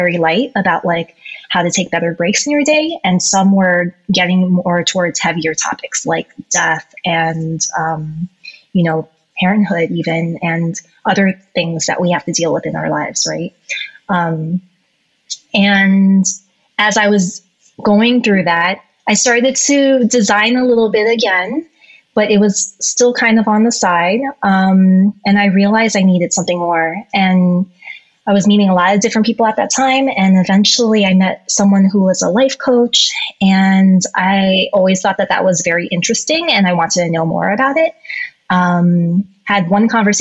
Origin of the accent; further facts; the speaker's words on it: United States; I am Asian American myself